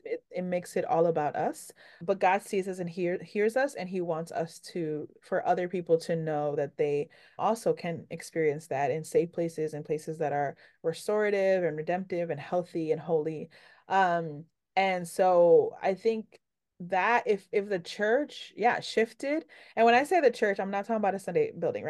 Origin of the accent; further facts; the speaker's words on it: New York City, New York, United States; I'm from New York